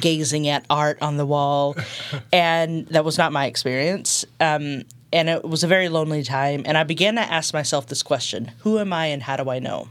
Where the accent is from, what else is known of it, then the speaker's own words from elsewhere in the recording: Texas, United States; moved away as an adult; also born or lived in Berkeley, California; now in Nashville, United States; I'm originally from Texas